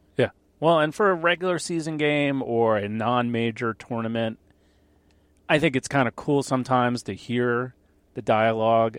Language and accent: English; Long Island, New York, United States; I grew up on Long Island